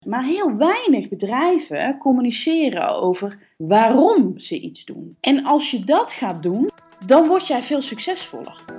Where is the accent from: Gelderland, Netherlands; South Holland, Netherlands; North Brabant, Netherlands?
North Brabant, Netherlands; Kaatsheuvel; van mezelf ben ik echt een Brabantse. Hè? Ik ben geboren in Kaatsheuvel